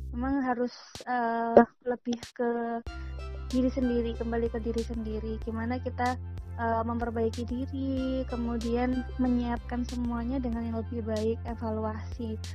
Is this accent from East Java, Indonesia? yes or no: yes; Bojonegoro, East Java, Indonesia; born there; now in Surabaya, Indonesia; jadi perkenalkan … Mm-hmm. Saya asli lahirnya dari Bojonegoro. Mm-hmm. Kemudian mulai di Surabaya itu sejak 2011 karena kuliah di UNER